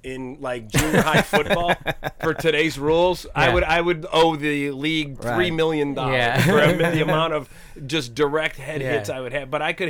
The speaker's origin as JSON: {"language": "English", "town": "Cleveland", "region": "Ohio", "country": "United States", "tie": "born or raised there", "said": "I grew up in the Cleveland area."}